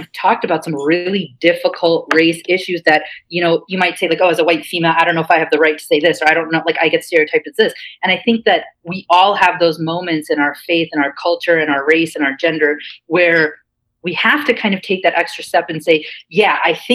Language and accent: English; Cincinnati, Ohio, United States; moved away as an adult; now in New York, United States; where I grew up in Cincinnati